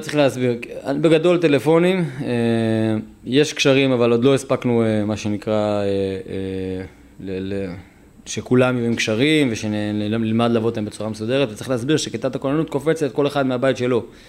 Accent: Netzarim, Gaza Strip, Palestine; moved away as an adult; now in Kerem Shalom, Israel; אני גדלתי בנצרים בגוש קטיף

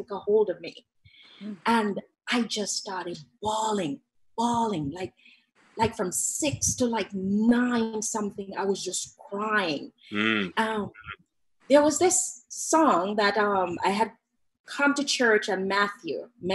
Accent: Jamaica; moved away; I'm Jamaican.

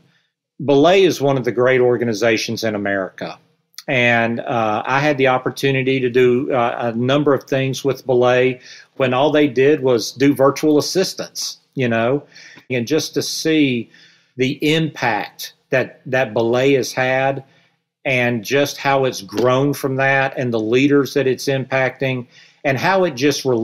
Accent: the South, United States; accent: Southern; with my Southern accent

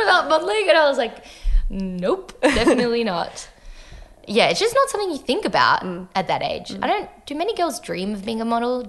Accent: France; moved away; also born or lived in United States / Hong Kong; So mum's American and dad's French. And so I think, yeah, so I was born in the States and then spent 4 years in Hong Kong, 5 years in France.

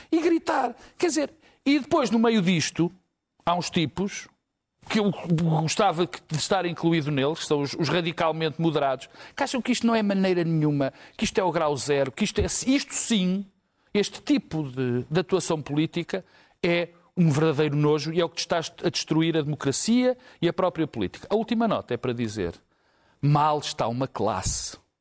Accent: Portugal; also born or lived in Lisbon / Porto; Mas eu sou português, vivo em Lisboa e vivo no Porto

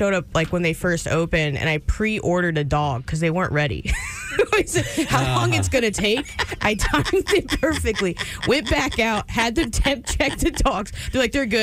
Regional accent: Galveston, Texas, United States; I'm from Galveston, Texas.

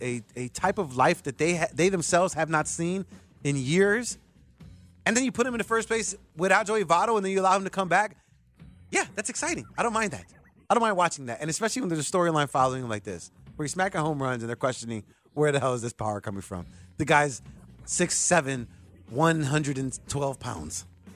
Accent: Chicago, Illinois, United States; I say that as a Sox fan, but I say that as a Chicagoan.

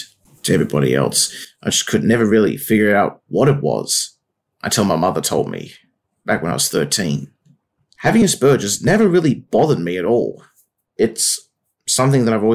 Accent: Wollongong, New South Wales, Australia; I grew up in Wollongong my whole life. Wollongong is a coastal town down on the south coast of New South Wales, Australia.

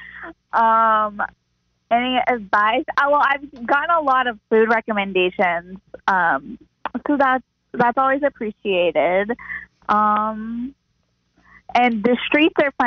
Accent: Oklahoma, United States; moved away as an adult; also born or lived in Colorado; now in North Carolina, United States; growing up in Oklahoma

